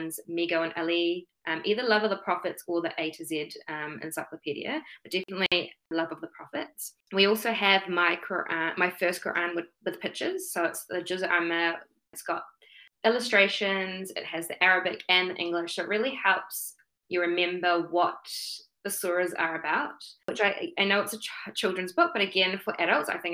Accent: Auckland, New Zealand; born and bred in Tamaki Makaurau, Auckland

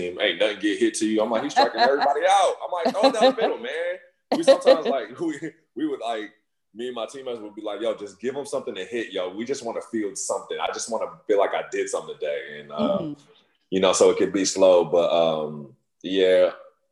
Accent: Inland Empire, California, United States; also born or lived in Philadelphia, Pennsylvania / Pasadena / Carson; I was born in Philly, but raised in the Inland Empire

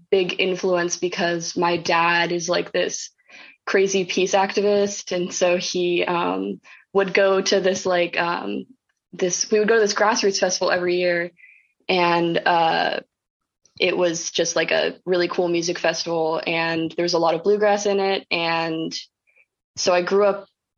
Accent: North Carolina, United States; moved away as an adult; now in Philadelphia, United States; I'm originally from North Carolina and moved to Philly to go to Temple

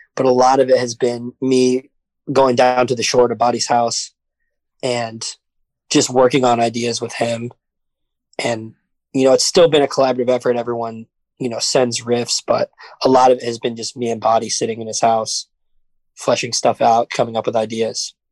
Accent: New York City, New York, United States; I'm from the city. I'm from Brooklyn

